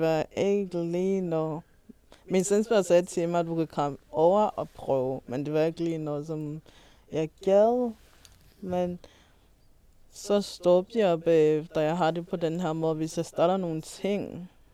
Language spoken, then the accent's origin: Danish; Malawi; moved away; har jeg lært det i Malawi, hvor vi gik i skole.